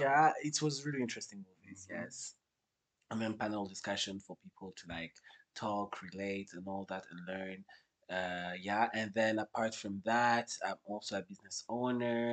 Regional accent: Kigali, Rwanda; I was born and raised in Rwanda, so I'm a Kigali

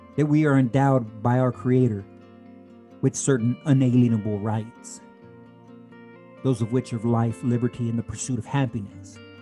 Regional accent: United States

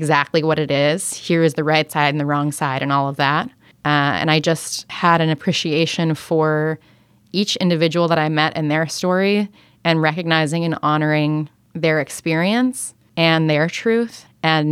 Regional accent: United States; I was raised in America

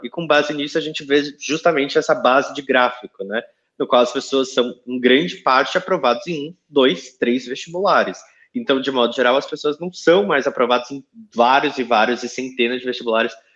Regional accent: São Paulo, Brazil; eu que sou de São Paulo

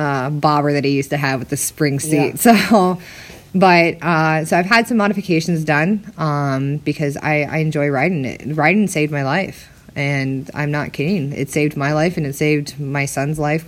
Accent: Minnesota, United States; now in Arizona, United States; I'm originally from Minnesota

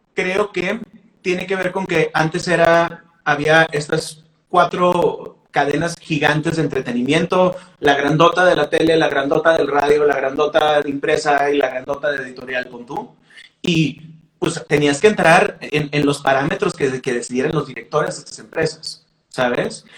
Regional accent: Mexicali, Baja California, Mexico; nosotros grabamos como cuatro o cinco canciones en un estudio chafa en Mexicali

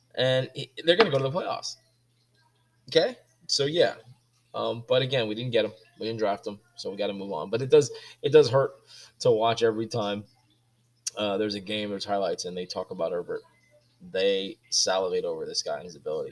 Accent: Miami, Florida, United States; growing up in Miami

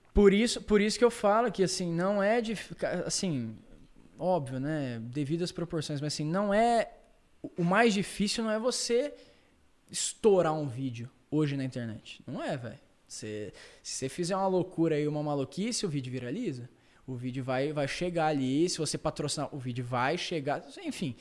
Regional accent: Londrina, Paraná, Brazil; na minha cidade, em Londrina

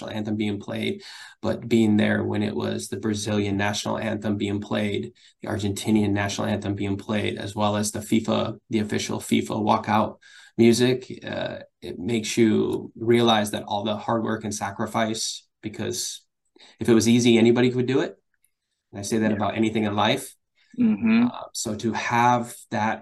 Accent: Michigan, United States; moved away; also born or lived in Ohio; I'm originally from Michigan

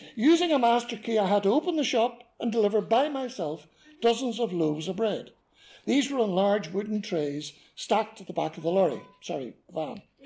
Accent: Belfast, Northern Ireland, United Kingdom; So this meant I was a South Belfast boy

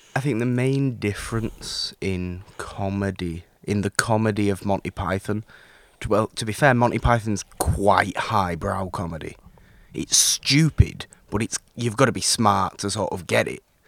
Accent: United Kingdom; me being British, me having grown up watching some of these movies.

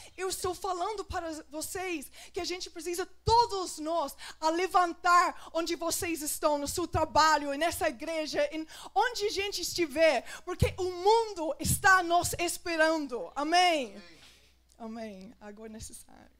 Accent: England, United Kingdom; Portuguese is a second language; moved away; Porque eu sou da Inglaterra.

